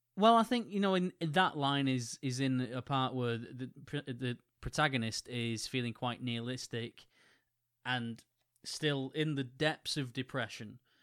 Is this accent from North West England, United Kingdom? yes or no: yes; Wigan, North West England, United Kingdom; in my hometown